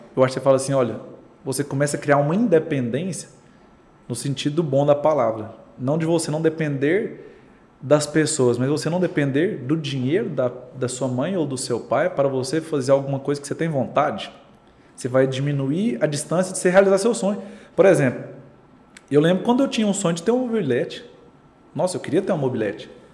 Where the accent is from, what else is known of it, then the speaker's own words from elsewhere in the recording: Goiânia, Goiás, Brazil; Nasci em Goiânia.